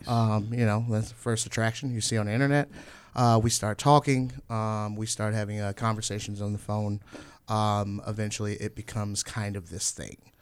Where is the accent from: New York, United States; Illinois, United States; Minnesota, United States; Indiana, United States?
Indiana, United States; Northwest; now in Chicago, United States; I'm from Northwest Indiana originally